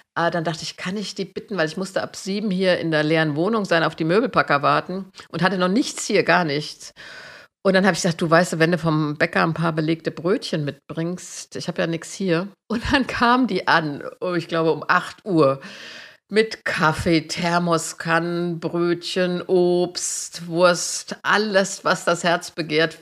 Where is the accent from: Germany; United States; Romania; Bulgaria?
Germany; Marburg, Hesse; ich bin ja in Marburg zur Schule gegangen